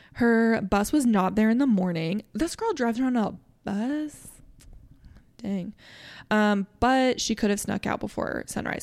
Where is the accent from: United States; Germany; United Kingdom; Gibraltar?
United States; Nebraska; I'm from Nebraska. I'm three hours from Kansas City